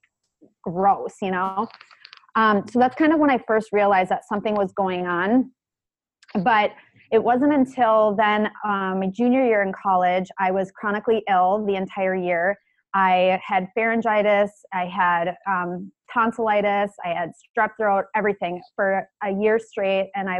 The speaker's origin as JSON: {"language": "English", "area": "about an hour from Minneapolis", "region": "Minnesota", "country": "United States", "tie": "born or raised there", "said": "my hometown, which is where we live now, up to Minneapolis, which is about an hour from my hometown"}